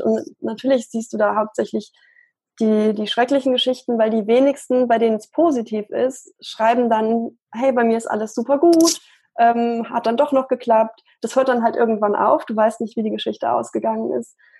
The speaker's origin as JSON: {"language": "German", "town": "Munich", "region": "Bavaria", "country": "Germany", "said": "ich komme aus München"}